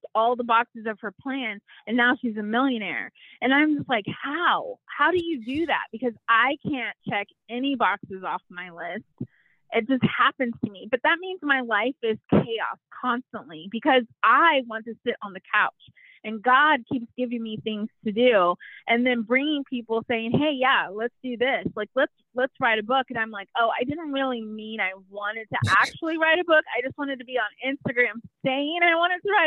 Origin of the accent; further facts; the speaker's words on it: Texas, United States; there's no explaining the culture that is Texas to someone who wasn't born and raised here